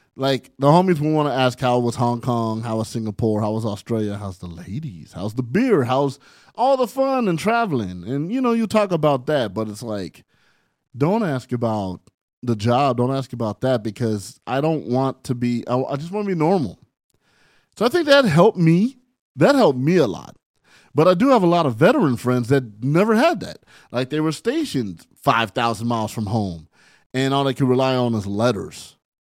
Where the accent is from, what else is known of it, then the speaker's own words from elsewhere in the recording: San Bernardino, California, United States; also born or lived in Barstow, California; I was raised in San Bernardino, California, by way of Barstow, California